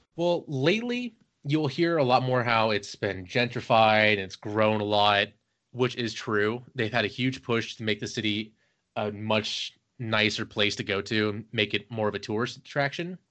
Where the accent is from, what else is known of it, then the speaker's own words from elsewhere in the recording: Cincinnati, Ohio, United States; moved away as an adult; also born or lived in Virginia; now in Maryland, United States; I am originally from Ohio, Cincinnati.